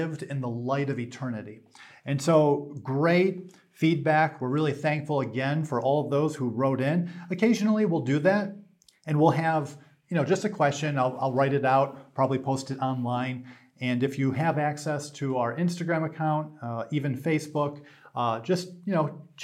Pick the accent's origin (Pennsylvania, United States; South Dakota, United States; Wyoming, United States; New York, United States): New York, United States; I'm from New York